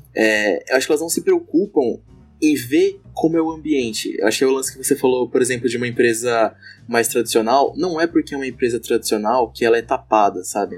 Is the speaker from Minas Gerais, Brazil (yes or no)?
no; São Paulo, Brazil; now in Blumenau, Brazil; eu não sou daqui de Blumenau, sou de São Paulo